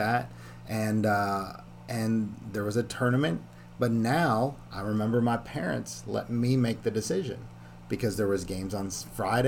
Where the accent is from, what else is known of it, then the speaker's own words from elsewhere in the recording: Canada; I grew up in Canada.